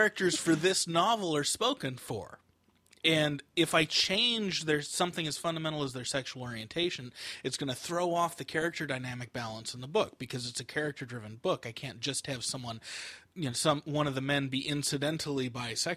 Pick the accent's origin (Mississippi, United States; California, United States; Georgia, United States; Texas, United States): California, United States; San Francisco; I grew up in San Francisco